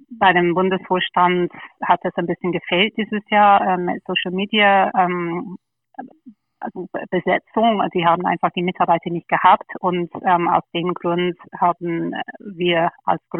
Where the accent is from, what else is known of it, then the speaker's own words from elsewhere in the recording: London, United Kingdom; German is a second language; moved away as an adult; now in Germany; Ja, ich bin, ich bin geborene Engländerin, bin in London aufgewachsen, ähm, habe in Oxford studiert und nach dem Studium bin ich nach Deutschland gekommen. Also ich bin dann ungefähr 18 Jahre in Deutschland.